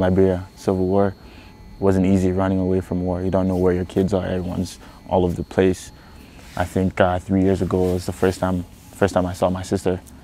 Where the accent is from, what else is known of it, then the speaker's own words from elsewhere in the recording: Canada; also born or lived in Ghana; born in Ghana, grew up in Canada.